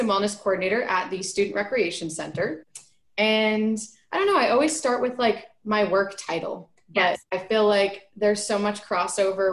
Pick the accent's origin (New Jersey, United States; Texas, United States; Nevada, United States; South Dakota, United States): New Jersey, United States; moved away as an adult; also born or lived in New York; now in Bakersfield, United States; I am originally from New Jersey, went to school in New York. All my family is back in Jersey. And moved out here for my job at Cal State